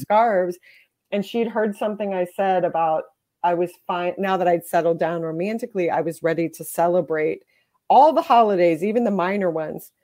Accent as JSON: {"language": "English", "region": "Texas", "country": "United States", "tie": "born or raised there", "said": "I grew up in Texas in the seventies and eighties"}